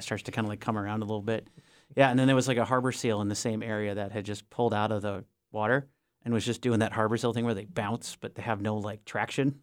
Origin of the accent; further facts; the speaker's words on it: Minnesota, United States; moved away; also born or lived in Denali; when I was growing up in Minnesota, in the suburbs